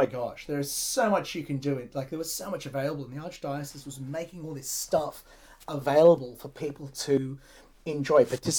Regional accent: Sydney, New South Wales, Australia; growing up in St. James Forest Lodge Glebe, right, there's no youth. I was it.

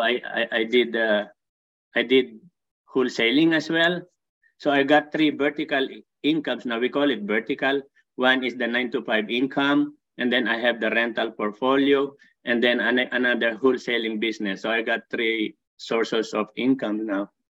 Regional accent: Philippines; moved away as an adult; also born or lived in Saudi Arabia / Dubai; now in Barrie, Canada; I came originally from Philippines

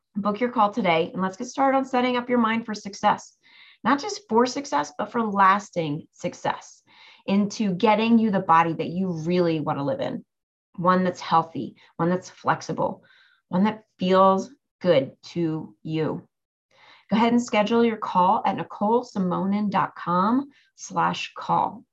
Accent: near Cape May, New Jersey, United States; Cape May, New Jersey, which is not too far from my hometown

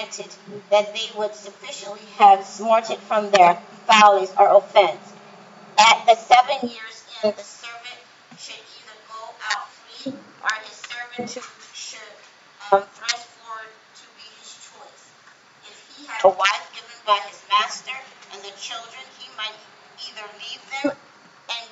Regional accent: Louisiana, United States; I'm from Louisiana, I'm Creole

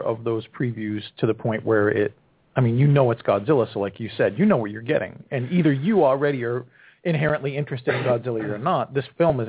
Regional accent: New England, United States; As a kid growing up in New England on Channel 56

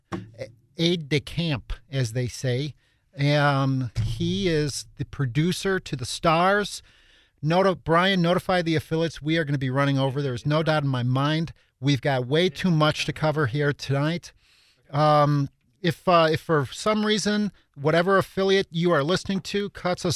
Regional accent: Chicago, Illinois, United States; I grew up on the South Side of Chicago as well

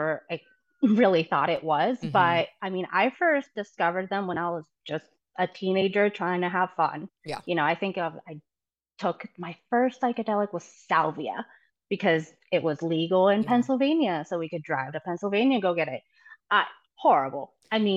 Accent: Buenos Aires, Argentina; now in Ohio, United States; Well, I am currently in Ohio, but I moved here from Buenos Aires, Argentina, about, 21 years ago. It was 2001, so 22 years ago.

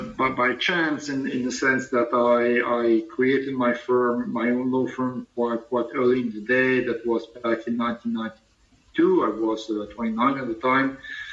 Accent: Paris, Île-de-France, France; I'm French, from Paris.

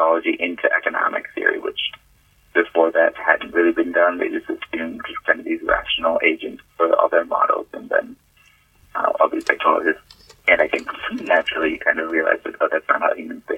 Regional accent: Massachusetts, United States; I was born in Massachusetts.

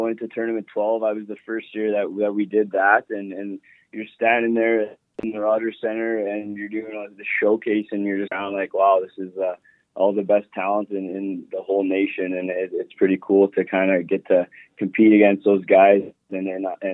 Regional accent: Sherwood Park, Alberta, Canada; growing up in Sherwood Park, that group of guys that I played with for a long time

